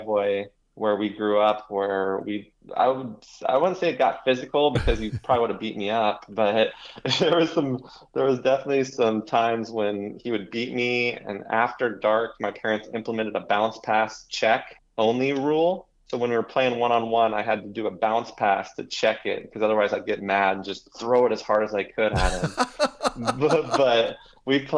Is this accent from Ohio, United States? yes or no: no; Grants Pass, Oregon, United States; now in Forest Grove, United States; loved my time growing up in Grants Pass